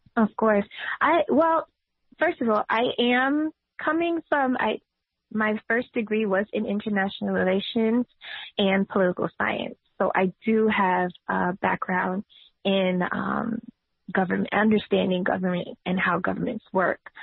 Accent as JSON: {"language": "English", "town": "New York City", "region": "New York", "country": "United States", "tie": "born or raised there", "said": "I've been a tenant activist since I was 16 when I was organizing on Myrtle Avenue in Brooklyn"}